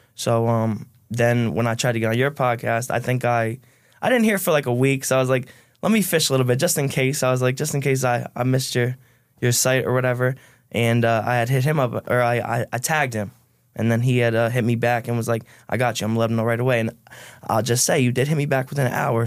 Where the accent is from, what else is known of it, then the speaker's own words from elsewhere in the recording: Stamford, Connecticut, United States; from Stanford, um, middle class Irish family